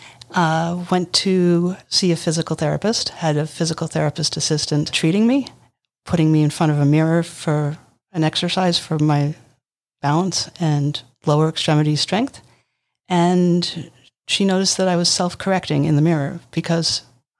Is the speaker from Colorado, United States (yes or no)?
no; Riverside, Connecticut, United States; I grew up in Riverside